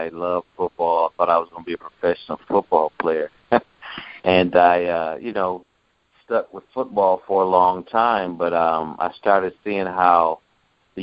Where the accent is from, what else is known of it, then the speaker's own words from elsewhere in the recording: Clarksdale, Mississippi, United States; I was born in Clarksdale, Mississippi